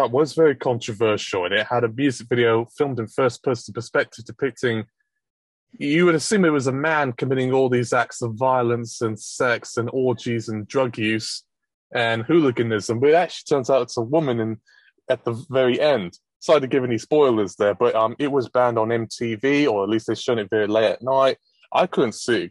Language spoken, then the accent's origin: English; Essex and Hertfordshire, East of England, United Kingdom; I grew up in Essex and Hertfordshire